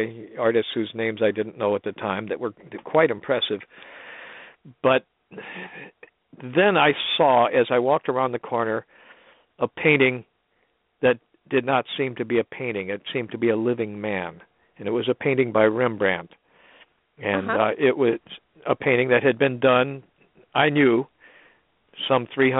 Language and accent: English; St. Louis, Missouri, United States; I grew up in St. Louis